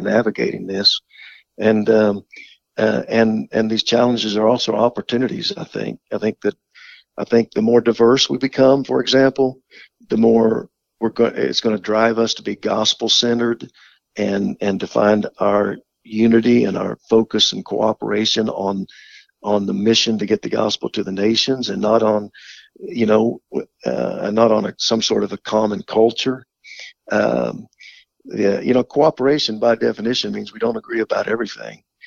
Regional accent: Oklahoma, United States; I grew up in Oklahoma

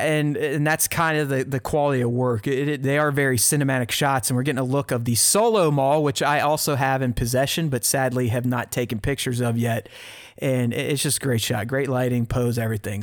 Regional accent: Pittsburgh, Pennsylvania, United States; moved away; grew up in the North, in Pittsburgh

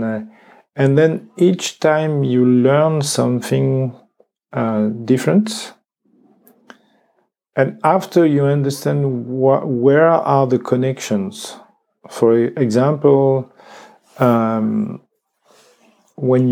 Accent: France; English is a second language; I am from France, from one region, but in me that's many countries and many traditions

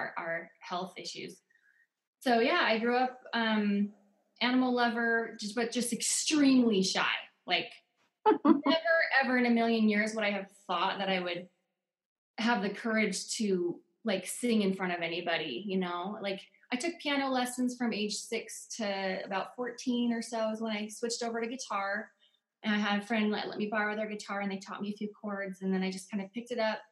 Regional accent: Oregon, United States; moved away as an adult; now in Utah, United States; I grew up in Oregon. I moved to Utah when I was 19. I've been here ever since

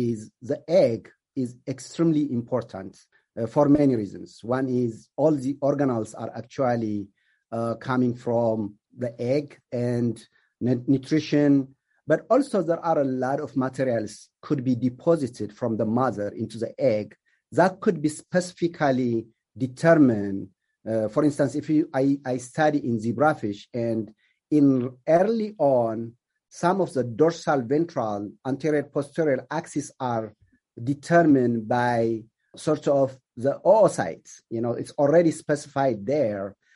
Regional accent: Ethiopia; also born or lived in Kenya / Illinois / Georgia; now in United States; I am originally from Ethiopia, so I came here as an immigrant

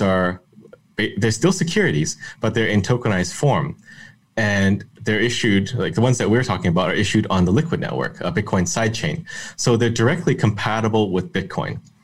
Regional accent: Canada; I'm Canadian

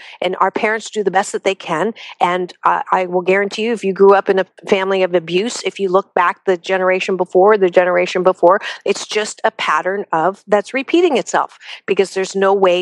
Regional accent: United States; We're American

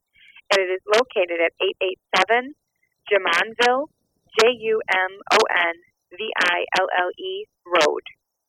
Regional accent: Michigan, United States; Michigan, my home state.

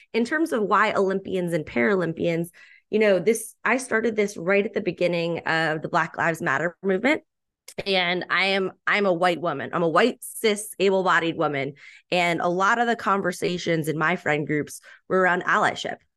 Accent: Boston, Massachusetts, United States; born and raised in the Boston area

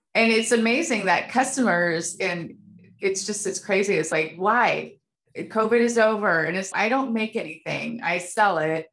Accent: Fairbanks, Alaska, United States; moved away as an adult; now in Anchorage, United States; I lived there for 30 years and I got out for a reason.

